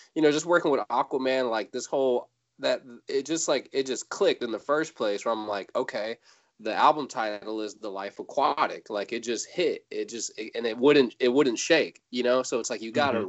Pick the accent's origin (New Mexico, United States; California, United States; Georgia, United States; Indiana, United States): California, United States; Fairfield; also born or lived in San Francisco; I was born in San Francisco, raised in a in a little suburb not too far away uh, called Fairfield